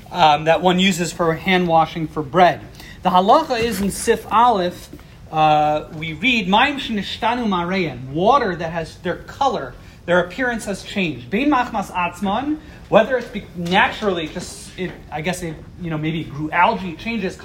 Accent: East Coast, United States; growing up on the East Coast

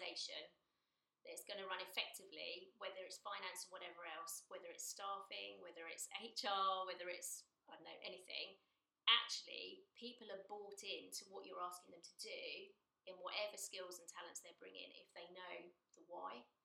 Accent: United Kingdom; part of being British. It's our culture

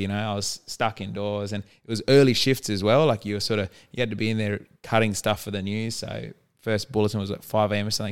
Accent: Darwin, Northern Territory, Australia; Grew up in Darwin, born in Darwin Hospital

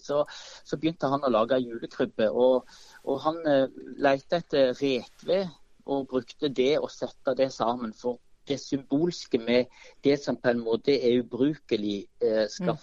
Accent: Vikeså, Rogaland, Norway; now in Fevik, Norway; ungdomskoret i Bjerkreim, eller på Vikeså der jeg vokste opp

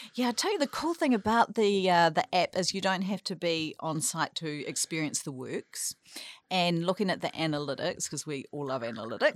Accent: Tauranga, Bay of Plenty, New Zealand; moved away as an adult; I grew up here in, in Tauranga, and I've, I guess you could say I've returned, uh, to my hometown

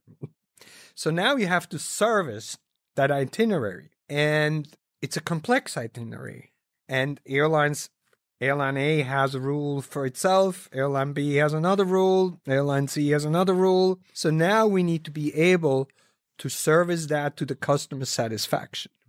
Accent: Switzerland; having been born and raised in Switzerland

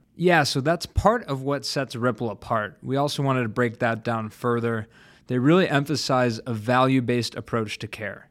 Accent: Chicago, Illinois, United States; my hometown favorite, Chicago

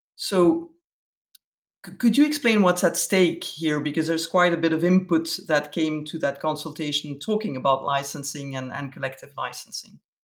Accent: Belgium; me being a Belgian

